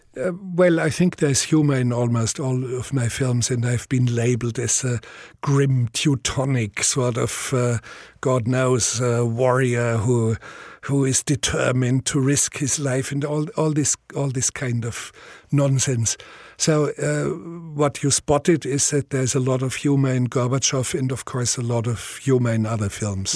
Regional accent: Bavaria, Germany; accent: Bavarian; first language Bavarian dialect; English is a second language; my first language was Bavarian dialect

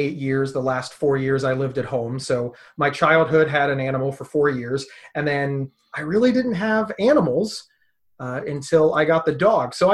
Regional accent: Ohio, United States; also born or lived in Pennsylvania; I was born in Pennsylvania and moved to Ohio at 2 years old

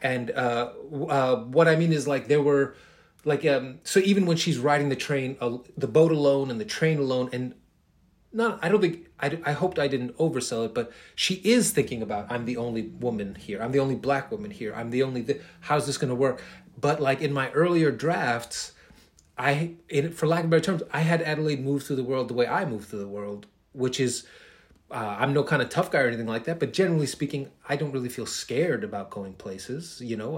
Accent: New York City, New York, United States; I'm a kid from Queens.

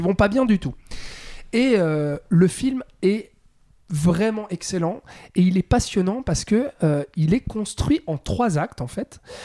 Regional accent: Switzerland; chez nous en Suisse

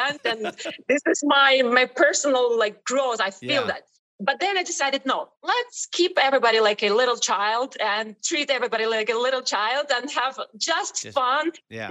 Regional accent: Ukraine; English is a second language; moved away as an adult; also born or lived in Italy / Destin, Florida; now in Miami, United States; I came from Ukraine

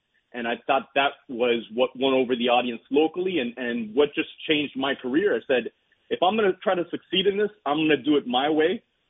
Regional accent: Hialeah, Florida, United States; I'm from Hialeah. It's a bro guy and I have curse words and it's who I am.

